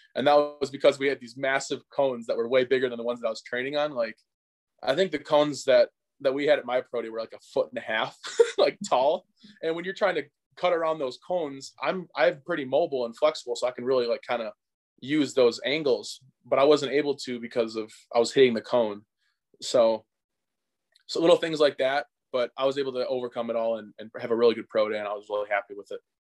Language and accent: English; Hartford, Wisconsin, United States; my hometown of, of Hartford, Wisconsin.